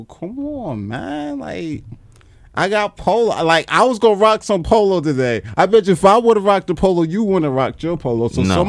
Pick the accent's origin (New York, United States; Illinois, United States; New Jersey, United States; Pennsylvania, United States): New Jersey, United States; Newark; I'm from Brick City.